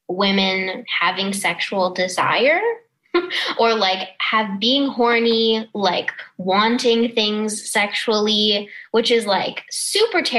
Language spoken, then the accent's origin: English; Toronto, Ontario, Canada; I grew up in Toronto